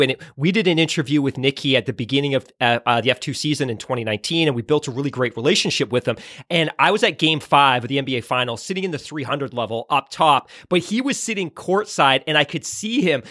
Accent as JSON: {"language": "English", "town": "Vancouver", "region": "British Columbia", "country": "Canada", "tie": "born or raised there", "said": "I grew up in Vancouver, B C."}